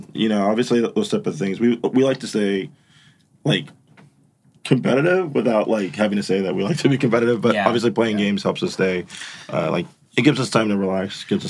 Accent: Phoenix, Arizona, United States; We're from Phoenix.

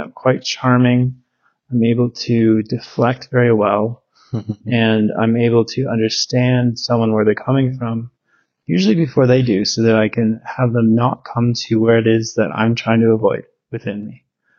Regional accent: Victoria, British Columbia, Canada; I'm in Victoria in my hometown. I grew up there since I was two. Went to Willows Elementary and Wendoke High.

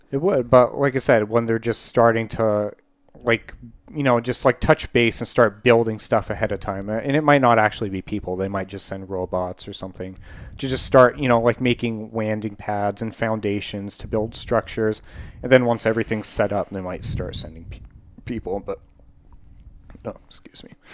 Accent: United States; speaking as an American

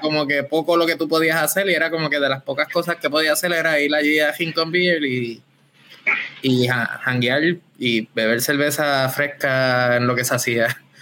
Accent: Rincón, Puerto Rico; yo soy de Rincón

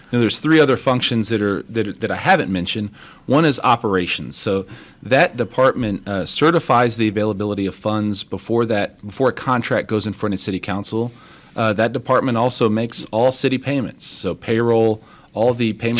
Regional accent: Crosby, Texas, United States; also born or lived in Baytown, Texas / Mexico; I grew up in Crosby, so I was born in Baytown, Texas

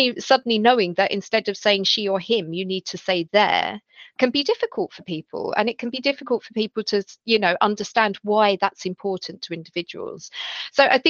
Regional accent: London, United Kingdom; I grew up in Southeast London.

